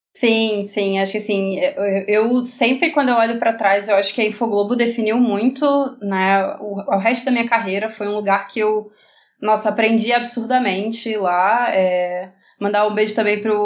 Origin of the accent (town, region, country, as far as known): Rio de Janeiro, Brazil